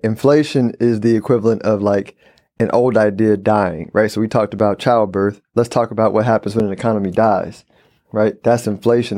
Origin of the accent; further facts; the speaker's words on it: Houston, Texas, United States; also born or lived in San Antonio, Texas / Dallas, Texas; born and raised in Houston, Texas, uh, lived in San Antonio and Dallas